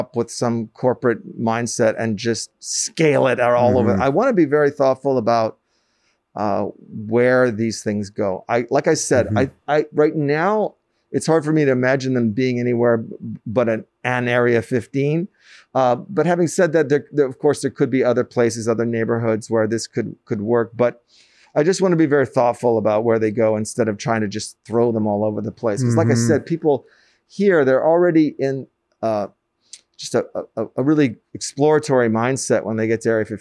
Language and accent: English; New York City, New York, United States; I grew up in Manhattan, up by Columbia